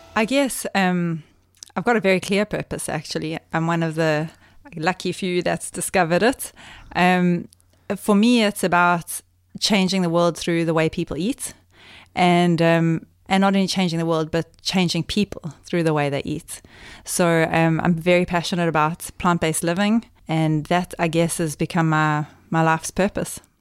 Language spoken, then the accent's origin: English; Cato Ridge, KwaZulu-Natal, South Africa; moved away; I grew up in the, in KwaZulu-Natal, which is, um, uh, on the East Coast